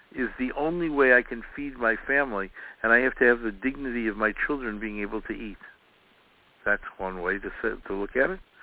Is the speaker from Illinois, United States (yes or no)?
yes; Chicago, Illinois, United States; I was growing up in Chicago, uh, we knew all our neighbors